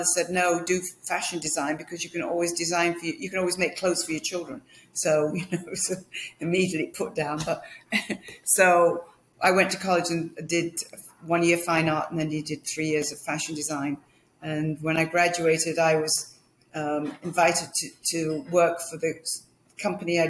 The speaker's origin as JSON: {"language": "English", "town": "Manchester", "region": "North West England", "country": "United Kingdom", "tie": "born or raised there", "also_born_or_lived": "London", "moved": "as an adult", "said": "I was born in Manchester in England"}